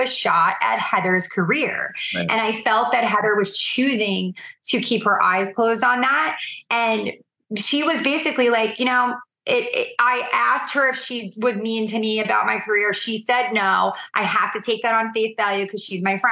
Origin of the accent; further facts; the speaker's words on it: New York, United States; I'm a New Yorker